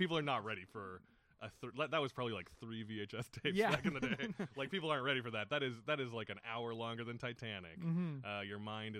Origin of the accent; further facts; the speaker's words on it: Edmonton, Alberta, Canada; I grew up in Edmonton, and we have like, they did a very good job of preserving their historic theaters there.